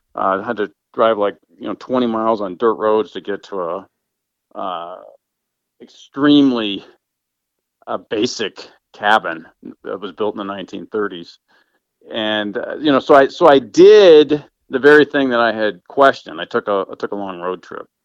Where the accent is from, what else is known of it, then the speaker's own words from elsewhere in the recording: Denver, Colorado, United States; moved away as an adult; I grew up in Denver